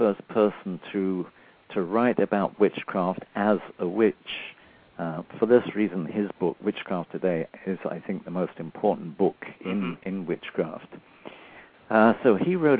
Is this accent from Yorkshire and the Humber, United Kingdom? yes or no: no; Nottingham, East Midlands, United Kingdom; also born or lived in London; now in United States; I was born in 1934. And during the Second World War, when it broke out in 1939, we moved up from London. We moved up to Nottingham, the home of Robin Hood, of course.